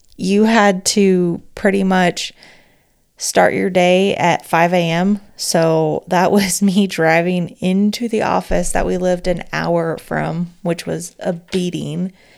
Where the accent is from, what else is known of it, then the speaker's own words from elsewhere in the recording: California, United States; accent: Valley Girl; I'm from California.